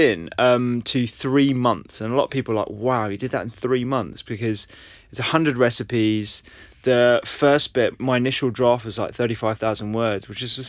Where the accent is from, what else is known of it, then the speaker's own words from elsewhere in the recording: London, United Kingdom; Yeah, I was brought up in London.